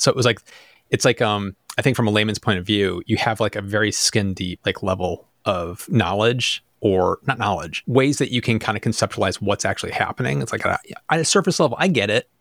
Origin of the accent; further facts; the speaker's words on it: United States; I'm from America.